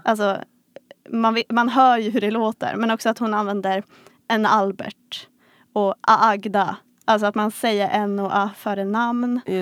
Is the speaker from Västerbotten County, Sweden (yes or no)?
yes; Vilhelmina, Västerbotten County, Sweden; moved away; jag kommer från Vilhelmina.